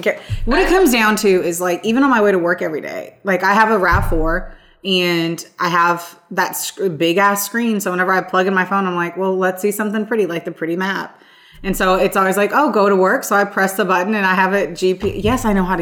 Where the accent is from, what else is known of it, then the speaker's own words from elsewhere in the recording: Evansville, Indiana, United States; I'm from Evansville, Indiana